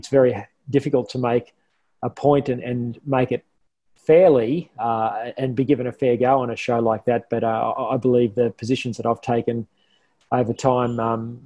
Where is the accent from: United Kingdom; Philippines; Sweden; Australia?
Australia; Toowoomba, Queensland; also born or lived in Canberra; now in Brisbane, Australia; I grew up in Toowoomba. I loved growing up in Toowoomba.